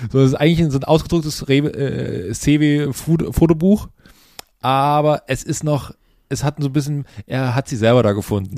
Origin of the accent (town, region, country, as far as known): Lusatia, Saxony, Germany; born or raised there